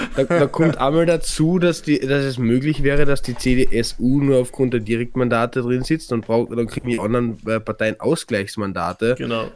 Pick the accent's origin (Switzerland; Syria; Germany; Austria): Austria; Carinthia; bei uns in Kärnten